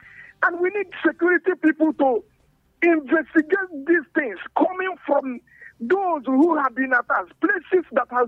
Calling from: Jos, Plateau, Nigeria; Thank you very much … from Refuge here in Jos.

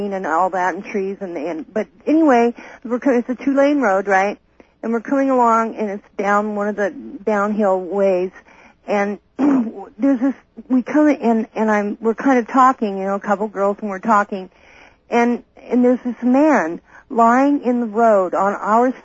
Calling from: Merced, California, United States; I'm calling from Merced, KYOS

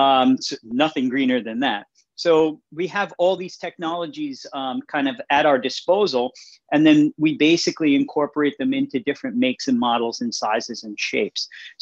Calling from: New York, United States; I'm calling in from New York.

